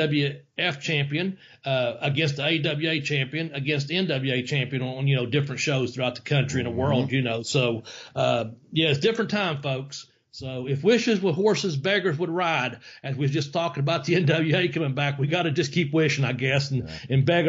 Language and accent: English; Memphis, Tennessee, United States; growing up in Memphis